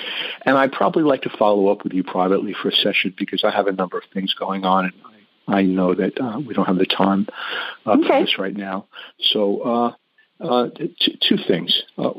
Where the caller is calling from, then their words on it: New York, United States; I'm in New York on Long Island.